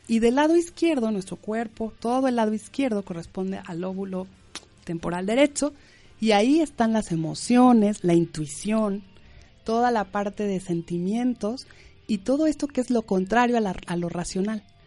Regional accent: Mexico; moved away; en México, yo soy mexicana, decimos eh, escuela, no cole, pero bueno, aquí dicen cole

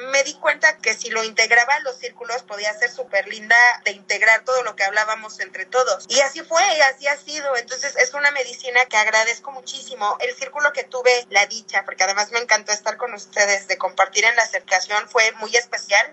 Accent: Puebla, Mexico; yo soy de Puebla

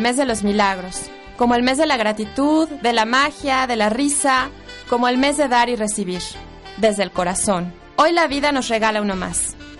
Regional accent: Mexico; Todas nuestras costumbres como mexicanos

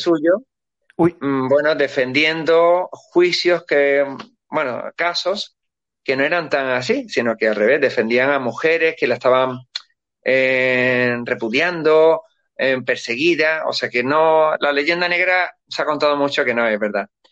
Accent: Spain; nosotros somos transcontinentales, somos filipinos, somos de todos los países, de todos los continentes. Los españoles somos así

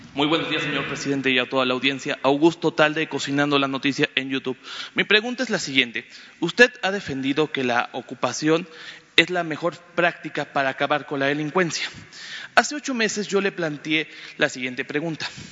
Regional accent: Campeche, Mexico; Yo vengo de Campeche

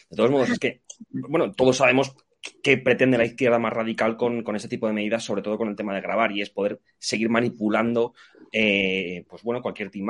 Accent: Spain; los que nos sentimos desprotegidos somos todos los españoles

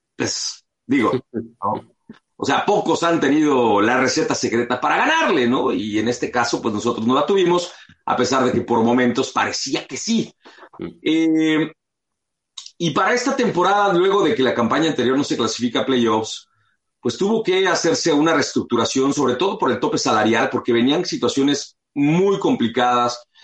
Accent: Mexico City, Mexico; now in Los Angeles, United States; yo nací aquí en Los Ángeles y a los seis meses mi familia se, se mudó a la Ciudad de México

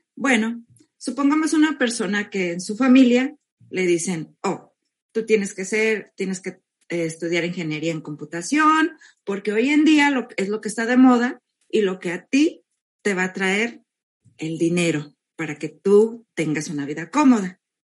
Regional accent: Mexico; now in California, United States; yo soy mexicana, vivo en California

